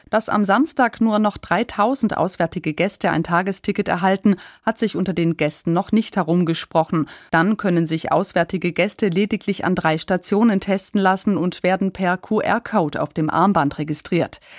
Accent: Kissing, Bavaria, Germany; Wir kommen in der Nähe aus Augsburg, aus Kissing.

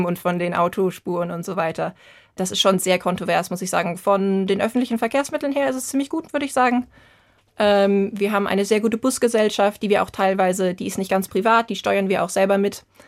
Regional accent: Vogelsberg, Hesse, Germany; moved away as an adult; now in Edinburgh, United Kingdom; nochmal heimzukommen, da wo man aufgewachsen ist

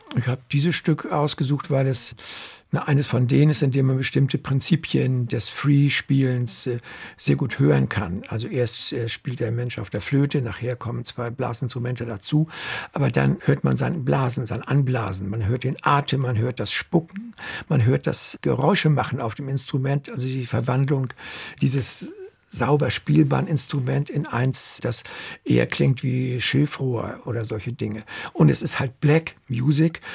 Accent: Germany

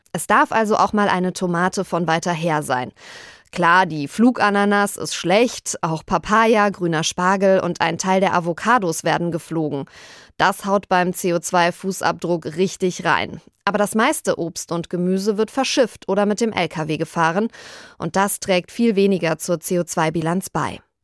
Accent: Bad Soden am Taunus, Hesse, Germany; Ich komme ja aus Bad Soden am Taunus, der Fleischwursthauptstadt Hessens

